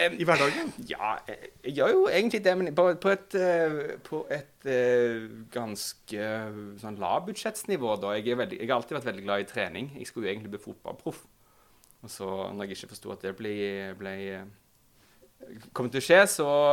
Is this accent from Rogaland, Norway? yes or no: yes; Stavanger, Rogaland, Norway; now in Oslo, Norway; Jeg er fra Stavanger